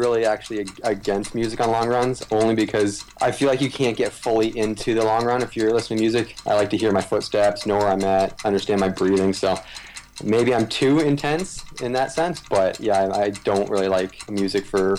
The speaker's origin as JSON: {"language": "English", "country": "Canada", "tie": "born or raised there", "said": "growing up in Canada"}